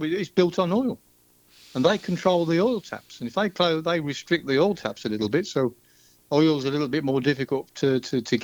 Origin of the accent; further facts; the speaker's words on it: Birmingham, West Midlands, United Kingdom; I'm from Birmingham